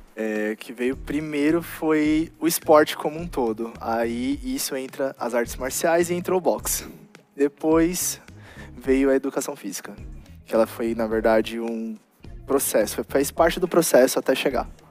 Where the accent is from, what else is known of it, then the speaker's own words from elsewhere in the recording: Guarulhos, São Paulo, Brazil; eu sou de Guarulhos